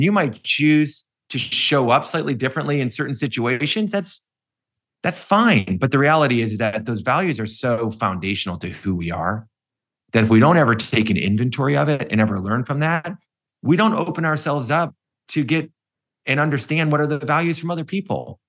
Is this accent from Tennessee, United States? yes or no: no; Cleveland, Ohio, United States; when I grew up in Cleveland